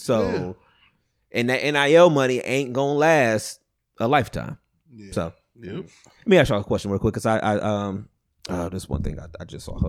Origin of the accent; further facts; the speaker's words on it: East Cleveland, Ohio, United States; I grew up on Savannah, but I can go up past Mayfair.